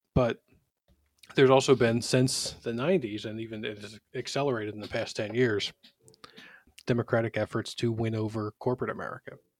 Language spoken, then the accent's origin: English; Philadelphia, Pennsylvania, United States; also born or lived in Washington, D.C.; I was born in Philadelphia, uh, and raised there.